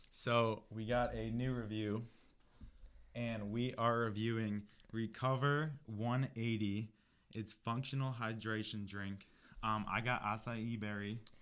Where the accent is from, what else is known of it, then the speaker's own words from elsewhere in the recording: New Lenox, Illinois, United States; moved away; I am from the Chicago area, uh, more specifically, a Southwest suburb called New Lenox, Illinois.